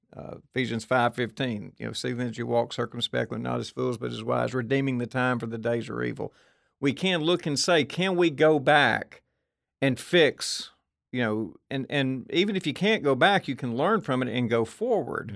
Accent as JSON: {"language": "English", "town": "Murfreesboro", "region": "Tennessee", "country": "United States", "said": "I'm from Murfreesboro, we add a thousand kids to the school system every year"}